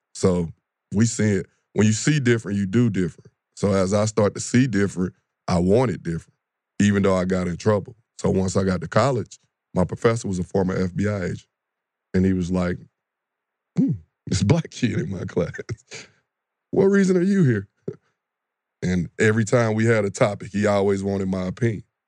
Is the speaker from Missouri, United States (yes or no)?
yes; St. Louis, Missouri, United States; now in Atlanta, United States; I'm born and raised in Saint Louis, west side of Saint Louis